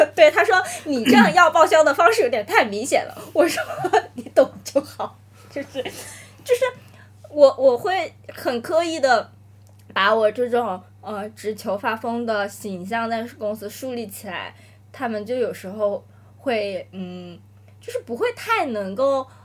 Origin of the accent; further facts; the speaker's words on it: Nanning, Guangxi, China; moved away as an adult; now in Shanghai, China; 我从小都是在南宁生活，长大读书的嘛